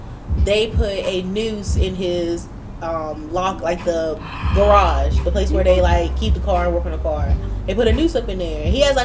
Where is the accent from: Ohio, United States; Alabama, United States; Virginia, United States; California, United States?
Virginia, United States; born or raised there